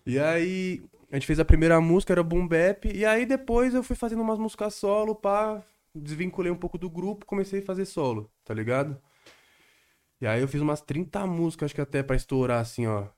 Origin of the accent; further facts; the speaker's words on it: Guarulhos, São Paulo, Brazil; moved away as an adult; now in São Paulo, Brazil; eu cresci aqui praticamente, tá ligado? Exato. Desde os 10 anos de idade. Eu não nasci em Guarulhos